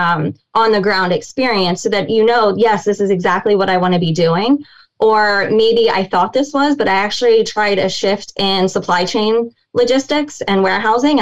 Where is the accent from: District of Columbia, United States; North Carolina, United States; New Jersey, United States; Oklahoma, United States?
District of Columbia, United States; Washington; I'm from the DC area